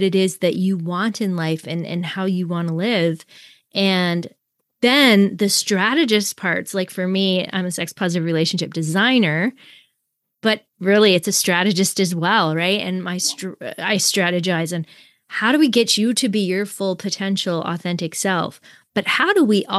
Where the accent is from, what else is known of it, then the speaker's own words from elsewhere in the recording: Canada; we're both Canadian